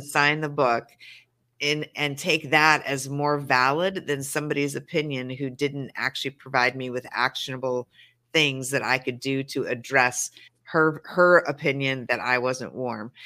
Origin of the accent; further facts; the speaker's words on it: Montana, United States; now in Los Angeles, United States; I live in sure. LA, but I am a Montana